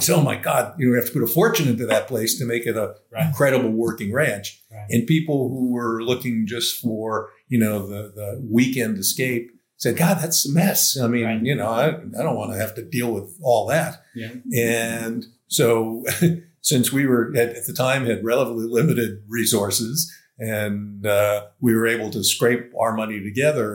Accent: Massachusetts, United States; also born or lived in Los Angeles, California; now in Santa Ynez Valley, United States; I was brought up in Massachusetts

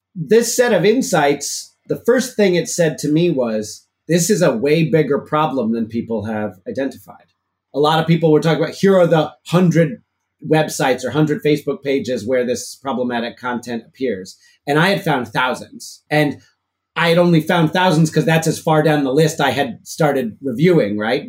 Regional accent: Chicago, Illinois, United States; now in Massachusetts, United States; I grew up in Chicago in the city

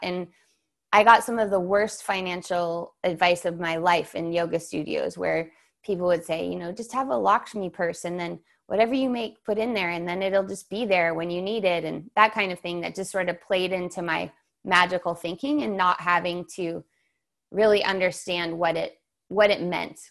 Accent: San Diego, California, United States; I grew up in San Diego

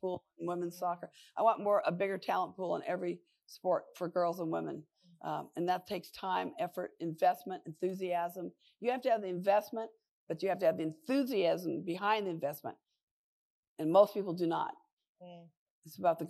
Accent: Long Beach, California, United States; I'm from Long Beach, California

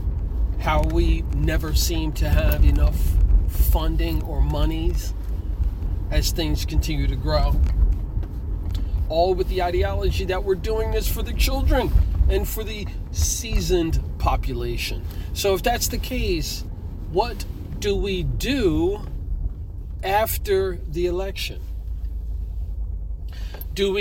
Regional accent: Trenton, New Jersey, United States; Trenton, New Jersey, my hometown

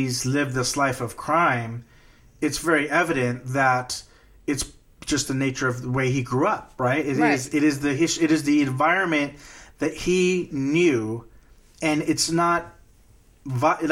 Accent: Corpus Christi, Texas, United States; where I grew up in Corpus Christi, home of Salinas, the drive-bys were just a thing that existed

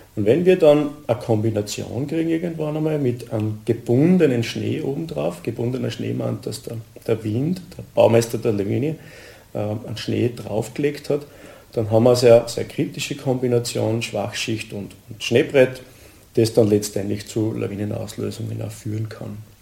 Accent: Admont, Styria, Austria; bin aus Atmund, bin hauptberuflicher Bergführer

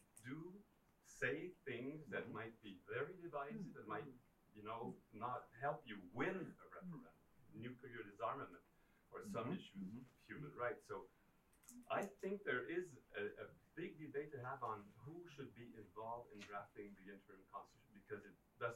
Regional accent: Quebec, Canada; I was also an MP and an MNA in Quebec

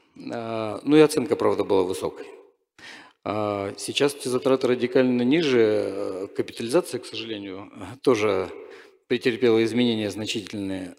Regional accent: Novosibirsk, Novosibirsk Oblast, Russia; я просто из Новосибирска

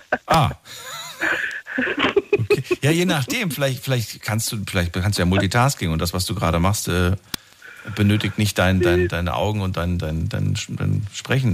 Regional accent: Germany; bei uns in Deutschland.

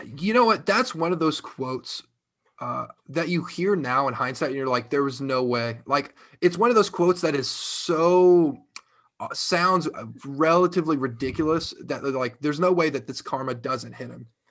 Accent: Ohio, United States; born or raised there

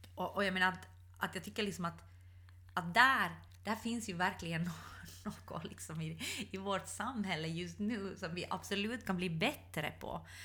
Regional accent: Ostrobothnia, Finland; jag är uppvuxen i Österbotten.

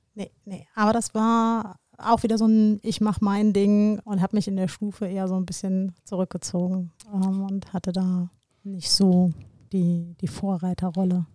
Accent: Koblenz, Rhineland-Palatinate, Germany; meiner Heimatstadt Koblenz

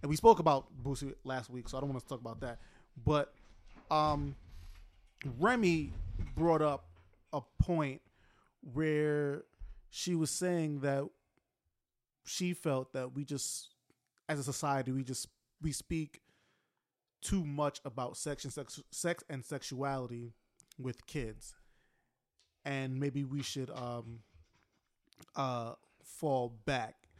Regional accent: United States; as American society

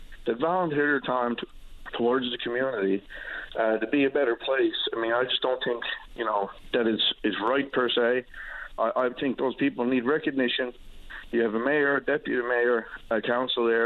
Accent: Long Harbour, Newfoundland and Labrador, Canada; moved away; I'm from Long Harbour. I'm no longer a resident of Long Harbour

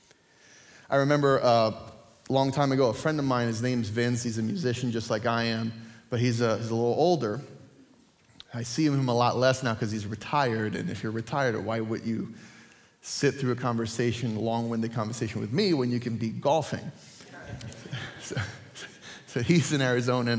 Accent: Puerto Rico; moved away; I grew up in Puerto Rico

